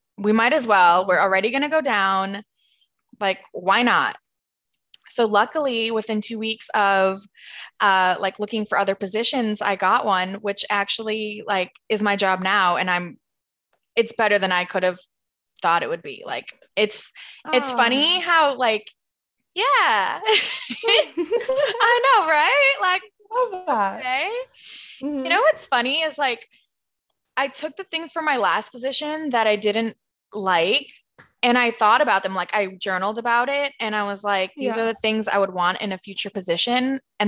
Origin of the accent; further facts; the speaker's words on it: Minnesota, United States; also born or lived in California / Rhode Island; I mean, mostly I'm from Minnesota. Like, I consider myself a Minnesota girl, but I was born in California. I moved to Rhode Island.